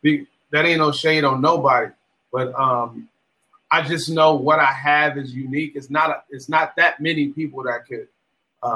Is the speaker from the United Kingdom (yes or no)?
no; Los Angeles, California, United States; I grew up in Watts, California, in Los Angeles.